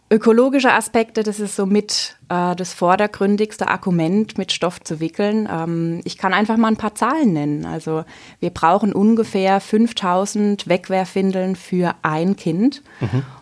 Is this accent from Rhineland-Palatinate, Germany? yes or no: yes; Insheim, Rhineland-Palatinate, Germany; Ich komme aus Insheim, das liegt bei Landau, hier in der Südpfalz bei uns.